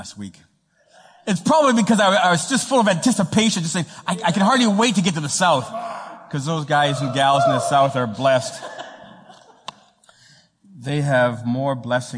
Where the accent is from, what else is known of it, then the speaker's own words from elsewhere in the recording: Toronto, Ontario, Canada; moved away; I am Italian. My mama is Italian. My dad is Sicilian. And I come from Toronto